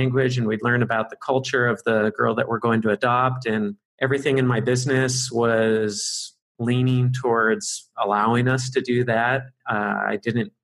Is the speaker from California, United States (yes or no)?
yes; Arcadia, California, United States; moved away as an adult; now in Hong Kong; where I grew up in California, in Arcadia, California